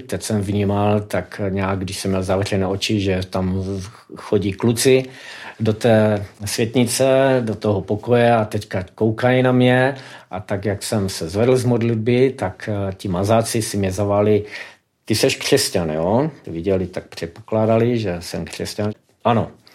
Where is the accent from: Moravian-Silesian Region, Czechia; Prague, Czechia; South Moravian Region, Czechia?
Moravian-Silesian Region, Czechia; Karviná; moved away as an adult; now in Vysoké Mýto, Czechia; pocházím z Karviné, žil jsem tam až do svých 43 let, nyní 13 let žiju už ve Vysoké mítě.